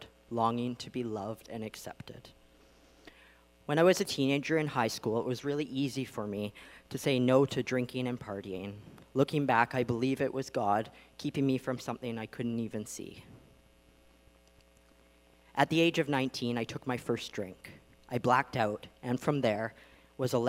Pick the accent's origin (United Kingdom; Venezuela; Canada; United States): Canada; Vancouver Island, British Columbia; I grew up on Vancouver Island